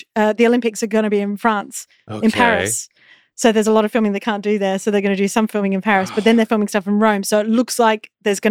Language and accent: English; Australia; I grew up in Australia, we say pants meaning trousers.